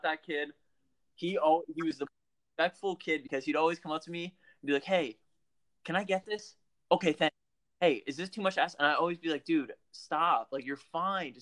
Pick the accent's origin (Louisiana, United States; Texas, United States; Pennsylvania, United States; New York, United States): Pennsylvania, United States; I'm from Pennsylvania, man. I live on the border of Jersey